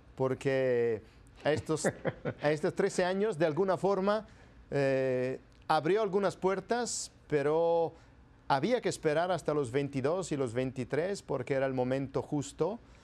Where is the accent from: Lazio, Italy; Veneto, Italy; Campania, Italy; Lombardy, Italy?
Lombardy, Italy; province of Bergamo; Spanish is a second language; moved away as an adult; now in Peru; yo soy italiano y nací ahora ya hace 51 años en el norte de Italia, en la provincia y diócesis de Bérgamo